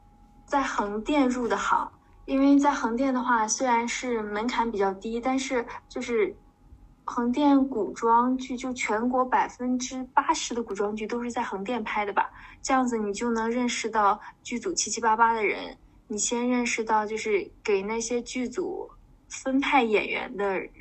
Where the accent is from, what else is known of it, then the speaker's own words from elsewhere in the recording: Shandong, China; 我是一个山东人，然后有一个名言叫做。山东人不做那个呃，不考公务员和当老师，全都是嬉皮士